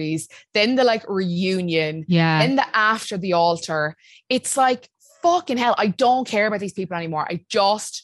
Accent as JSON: {"language": "English", "country": "Ireland", "said": "We're so Irish"}